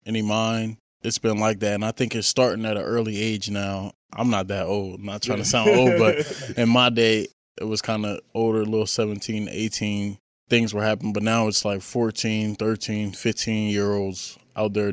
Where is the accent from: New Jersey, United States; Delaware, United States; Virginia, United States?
Delaware, United States; Wilmington; Just growing up in Wilmington, Delaware, I was from the inner city